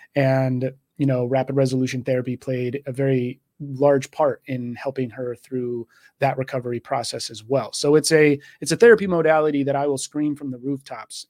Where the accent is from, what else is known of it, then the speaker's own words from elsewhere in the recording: Texas, United States; moved away as an adult; also born or lived in Washington State; now in Washington, United States; I was born and raised in Texas